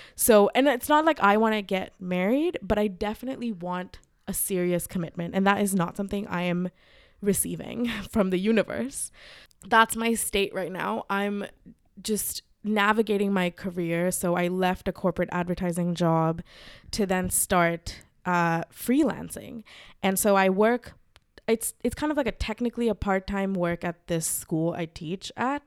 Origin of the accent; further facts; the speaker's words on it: Mumbai, Maharashtra, India; moved away as an adult; also born or lived in Los Angeles, United States; I, uh, grew up in Mumbai. I was raised in Mumbai and then I moved to America uh, to study.